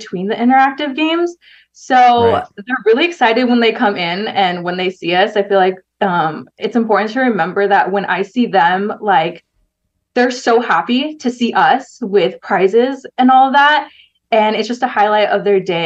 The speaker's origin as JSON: {"language": "English", "town": "Ontario", "region": "California", "country": "United States", "tie": "born or raised there", "said": "I grew up in Ontario, California, like the Inland Empire area."}